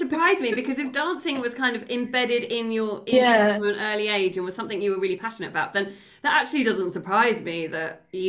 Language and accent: English; Essex, East of England, United Kingdom; I grew up in Essex.